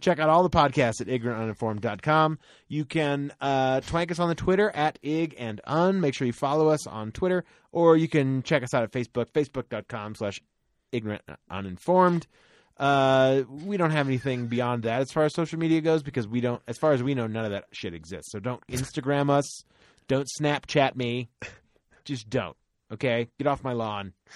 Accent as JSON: {"language": "English", "region": "Florida", "country": "United States", "tie": "born or raised there", "said": "I grew up in Florida"}